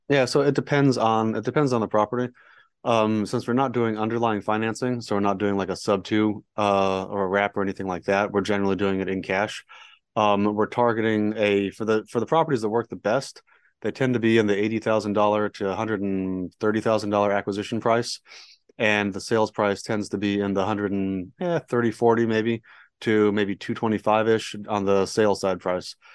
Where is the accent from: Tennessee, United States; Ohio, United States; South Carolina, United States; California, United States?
California, United States; San Diego; moved away as an adult; now in Dallas, United States; born and raised in San Diego, so that was fun. Grew up surfing